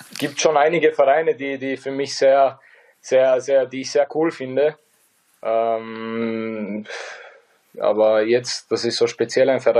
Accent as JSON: {"language": "German", "country": "Bosnia & Herzegovina", "said": "Äh, mit 37 so, so Leistungen abzuliefern als, als Bosnier, es macht einfach, es macht einfach ähm, jeden stolz bei uns."}